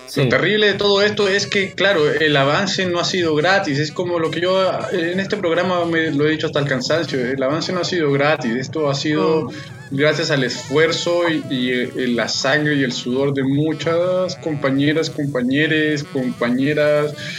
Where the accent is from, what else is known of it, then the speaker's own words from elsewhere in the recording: Mexico; yo soy mexicano